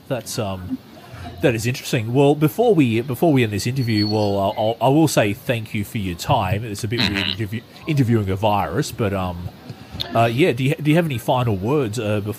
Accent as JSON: {"language": "English", "country": "Australia", "said": "in my home country, Australia"}